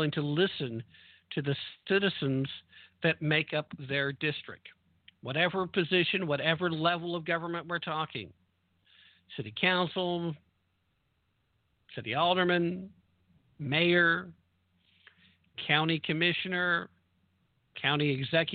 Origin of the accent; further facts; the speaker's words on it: the South, United States; I'm a Southerner